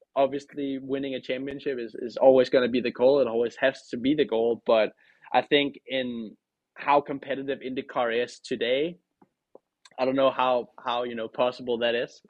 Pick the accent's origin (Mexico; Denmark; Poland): Denmark; now in United States; I'm the first, uh, Danish driver